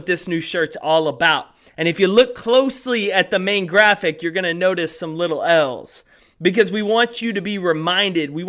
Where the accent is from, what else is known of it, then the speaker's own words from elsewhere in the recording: East Texas, United States; I grew up in East Texas, so a little bit different landscape, but Texan through and through as well.